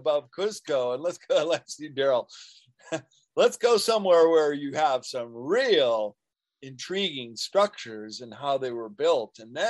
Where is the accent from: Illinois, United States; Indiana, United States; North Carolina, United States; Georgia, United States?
Illinois, United States; Chicago; now in California, United States; I grew up in Chicago